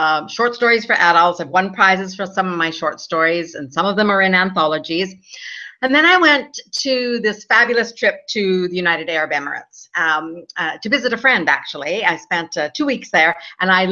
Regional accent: Alberta, Canada; moved away as an adult; also born or lived in Vancouver, Canada; now in Spain; I was born and raised in Alberta, Canada, where it's snowing right now, but it's nice and hot here in Spain, where I am located right

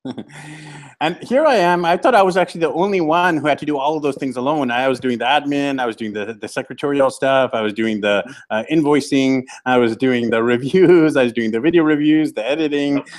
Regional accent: Vancouver, British Columbia, Canada; I'm from Vancouver, BC, Canada

